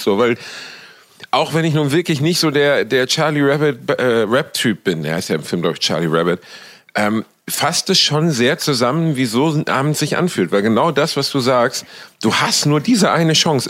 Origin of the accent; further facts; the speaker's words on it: Cologne, North Rhine-Westphalia, Germany; Ich befinde mich natürlich wieder in Brot und Tätigkeit in meiner Heimat in Köln